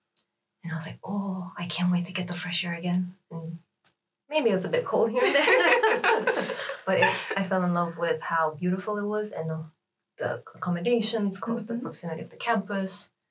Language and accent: English; Canada; moved away as an adult; now in Sweden; from now on. I'm from Canada